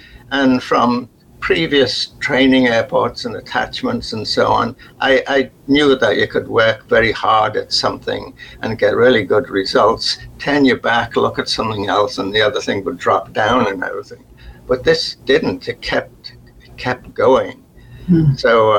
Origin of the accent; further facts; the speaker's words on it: Liverpool, North West England, United Kingdom; accent: Liverpool; This is working class, even though I'd got rid of my Liverpool accent, which you have to do, that you're still noticeably working class